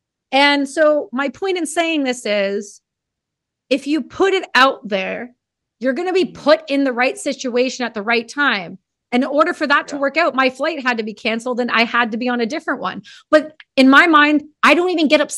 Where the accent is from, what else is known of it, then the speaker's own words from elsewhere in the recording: Canada; I'm Canadian.